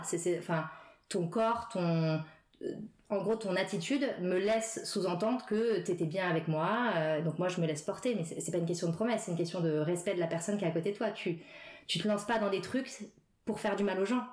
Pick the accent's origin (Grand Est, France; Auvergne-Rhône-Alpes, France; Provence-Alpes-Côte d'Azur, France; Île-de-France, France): Île-de-France, France; Paris suburbs; now in Paris, France; j'ai grandi en banlieue parisienne.